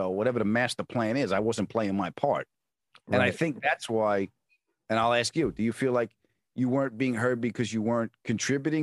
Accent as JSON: {"language": "English", "area": "Long Island", "region": "New York", "country": "United States", "tie": "born or raised there", "also_born_or_lived": "California", "moved": "yes", "said": "I grew up on Long Island"}